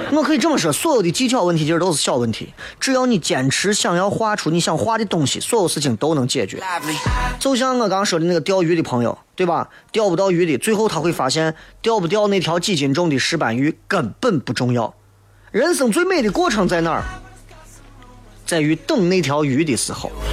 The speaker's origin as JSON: {"language": "Chinese", "region": "Shaanxi", "country": "China", "accent": "Shaanxi dialect", "said": "因为我说陕西话他们也听不懂，他们说啥我也听不懂。回来之后立刻就觉得呀，能够讲自己的乡音太棒了"}